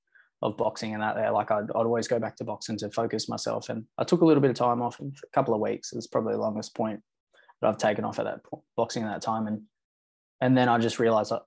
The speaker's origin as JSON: {"language": "English", "area": "Noongar", "region": "Western Australia", "country": "Australia", "said": "I introduce myself as a Noongar man first and foremost"}